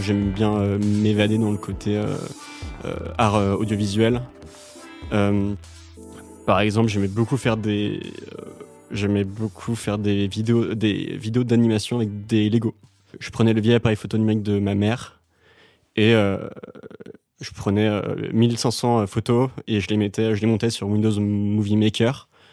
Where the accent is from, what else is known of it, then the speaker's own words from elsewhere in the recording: Dinard, Brittany, France; moved away as an adult; also born or lived in Saint-Malo / Vannes / Paris; Je suis né à Saint-Malo, la ville des Corsaires, et ensuite j'ai grandi à Dinard